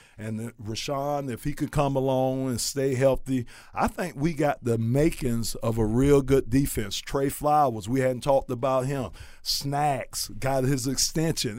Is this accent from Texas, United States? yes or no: no; Miami, Florida, United States; I was from Miami